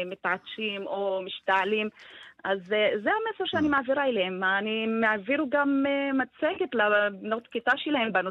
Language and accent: Hebrew; Tamra, Northern District, Israel; אני מטמרה.